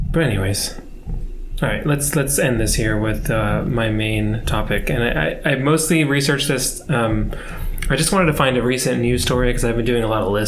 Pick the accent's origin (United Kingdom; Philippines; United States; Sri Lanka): United Kingdom; We're all British, yeah.